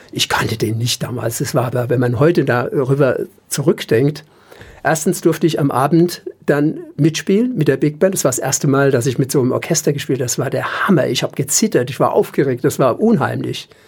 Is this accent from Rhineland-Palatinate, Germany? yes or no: yes; Mainz, Rhineland-Palatinate, Germany; moved away as an adult; also born or lived in Düsseldorf / Cologne / Cuba; ich bin in Dreis groß